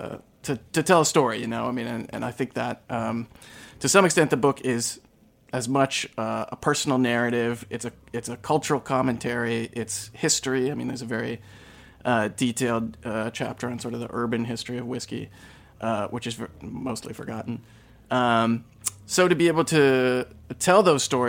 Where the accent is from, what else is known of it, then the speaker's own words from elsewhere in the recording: Eastern Kentucky, United States; moved away as an adult; now in New York City, United States; I grew up in Eastern Kentucky and grew up in a dry county